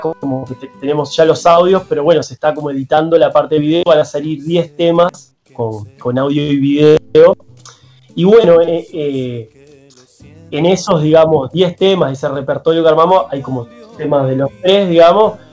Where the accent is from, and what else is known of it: Uruguay